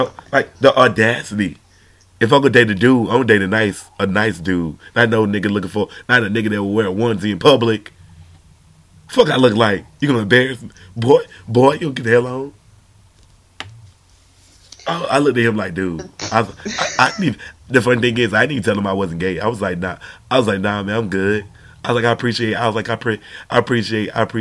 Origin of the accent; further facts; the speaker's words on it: Georgia, United States; I'm from Georgia